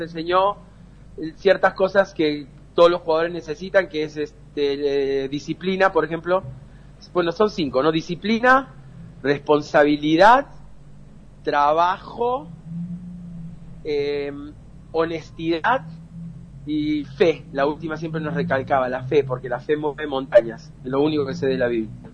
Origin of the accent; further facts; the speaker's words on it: Peru; also born or lived in Córdoba, Argentina; mis padres eh, son cordobeses y nos mudamos de, de Argentina para Perú cuando yo tenía 7, 8 años